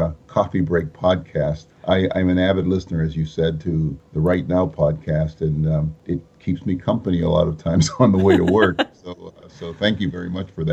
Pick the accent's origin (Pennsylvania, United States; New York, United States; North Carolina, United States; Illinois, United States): Pennsylvania, United States; Pittsburgh; first language Spanish; English is a second language; moved away as an adult; also born or lived in Puerto Rico; now in Ohio, United States; I'm originally from Puerto Rico. My family came to the mainland United States when I was 7 years old. We settled in the Pittsburgh area of Pennsylvania.